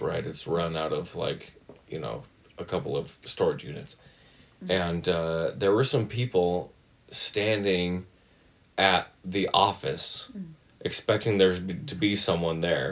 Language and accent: English; Mariposa, California, United States; I grew up in Mariposa, California, which is right outside of Yosemite.